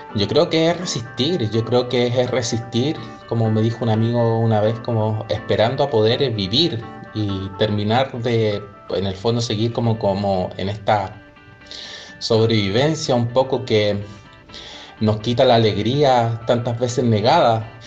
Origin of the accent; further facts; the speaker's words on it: Chile; Soy chilena